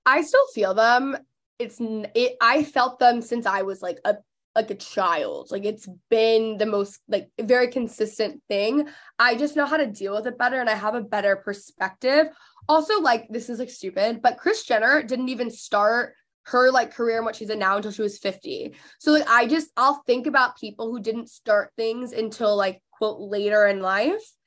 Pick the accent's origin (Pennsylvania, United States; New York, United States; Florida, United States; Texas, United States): Texas, United States; McKinney; born or raised there; also born or lived in Los Angeles; now in Dallas, United States